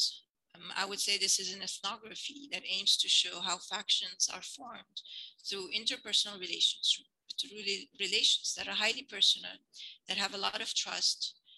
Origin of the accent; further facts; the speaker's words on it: Lebanon; moved away; I grew up, I was born in Lebanon and I grew up here, and we later emigrated